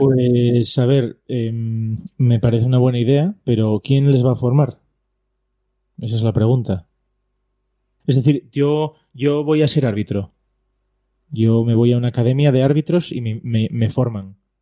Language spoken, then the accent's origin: Spanish; Gijón, Asturias, Spain; yo soy asturiano